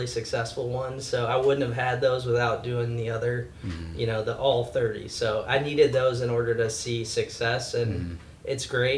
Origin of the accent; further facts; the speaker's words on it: near Detroit, Michigan, United States; moved away as an adult; now in Nashville, United States; growing up near Detroit